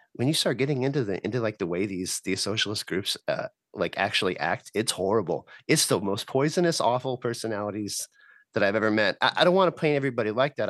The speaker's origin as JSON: {"language": "English", "town": "El Paso", "region": "Texas", "country": "United States", "moved": "yes", "lives_now": "Richmond, United States", "said": "I'm from El Paso, Texas, but that's that's where I'm at now"}